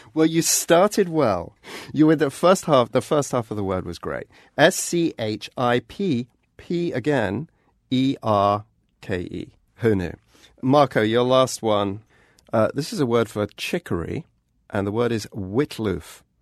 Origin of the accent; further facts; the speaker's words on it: England, United Kingdom; I grew up in England